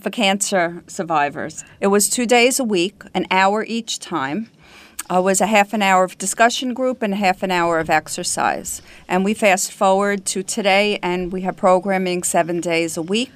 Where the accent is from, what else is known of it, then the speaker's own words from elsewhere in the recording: South Shore of Long Island, New York, United States; also born or lived in Brooklyn, New York; I was born in Brooklyn, raised on the South Shore of Long Island